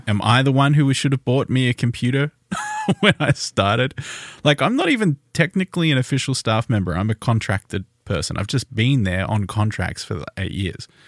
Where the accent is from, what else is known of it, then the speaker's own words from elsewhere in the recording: Tasmania, Australia; we are Australian, if you didn't know. We're from Tasmania.